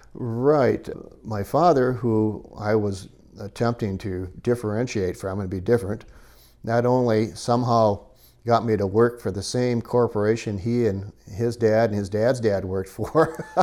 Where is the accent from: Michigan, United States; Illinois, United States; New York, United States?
Michigan, United States; moved away as an adult; also born or lived in Danville, California; now in Nevada County, California, United States; My, uh, roots as a child until midlife was, uh, Michigan